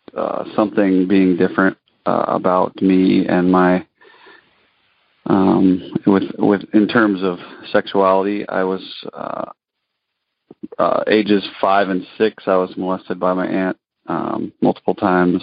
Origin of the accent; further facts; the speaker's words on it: northern Colorado, United States; now in Alaska, United States; northern Colorado in a northern northern town